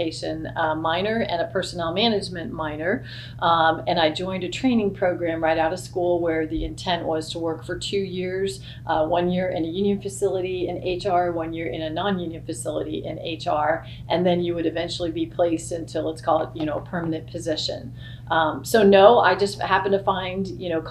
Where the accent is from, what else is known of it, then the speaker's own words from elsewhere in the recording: Texas, United States; moved away as an adult; now in Kentucky, United States; I've lived all over, but I am from Texas originally, and I worked all over multiple locations in Texas